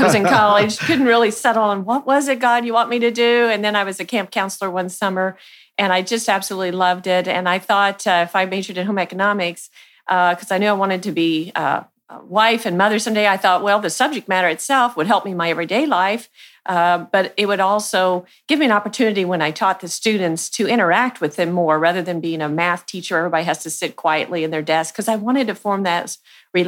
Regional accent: Archie, Missouri, United States; I grew up on a farm just north of Archie, Missouri

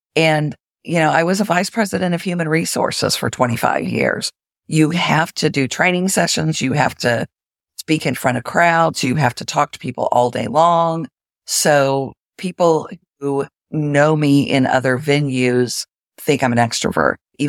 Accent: Springfield, Missouri, United States; also born or lived in Jacksonville, Florida; So in the intro, it said that I grew up in the Ozarks in Springfield, Missouri, which is true. But I've actually lived in Jacksonville, Florida for more time than in Springfield, Missouri.

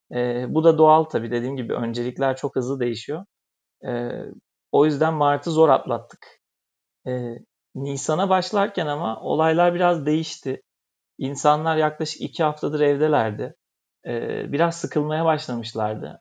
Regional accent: Bursa, Turkey; moved away as an adult; now in Istanbul, Turkey; normalde Bursalıyım.

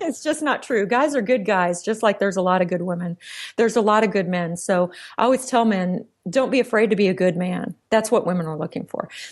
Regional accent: Central Texas, United States; I was raised in Central Texas

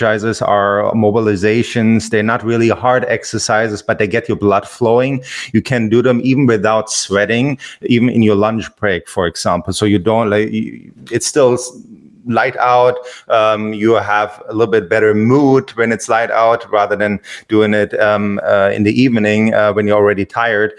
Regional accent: Germany; also born or lived in Hawaii / Los Angeles; now in Florida, United States; I grew up in Germany

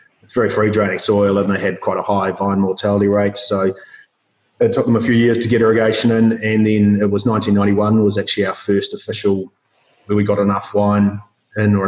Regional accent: Christchurch, Canterbury, New Zealand; also born or lived in Otago / Wellington; We grew up in Christchurch

